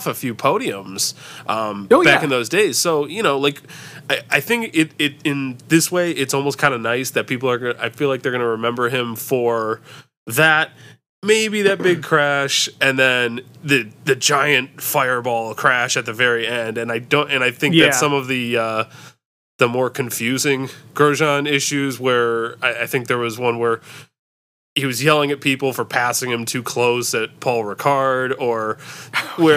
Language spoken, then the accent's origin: English; United States; also born or lived in Detroit; an American Formula One fan